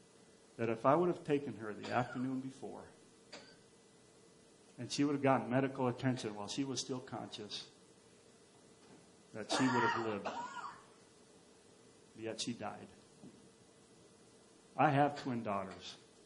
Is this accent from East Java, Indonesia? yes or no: no; Papua, Indonesia; Where I grew up in Papua or Irianjaya, we lived in a very remote place, and we had nothing.